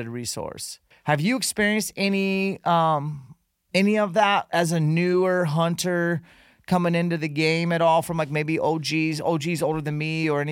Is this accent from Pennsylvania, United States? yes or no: no; Utah, United States; in Utah, my home state